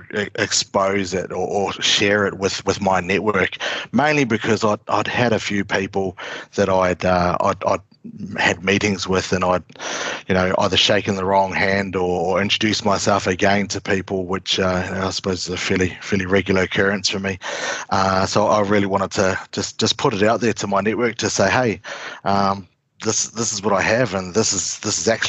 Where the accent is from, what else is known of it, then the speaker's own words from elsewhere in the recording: New Zealand; moved away as an adult; also born or lived in Brisbane, Australia; now in Uluru, Australia; Growing up in New Zealand, being of Maori heritage, I grew up with a fairly close access to Maori culture